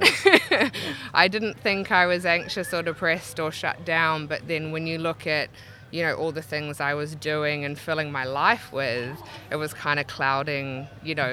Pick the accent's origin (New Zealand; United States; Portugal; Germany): New Zealand; Auckland; moved away as an adult; now in Brisbane, Australia; Originally from Auckland, New Zealand, and moved to Brisbane about 9 years ago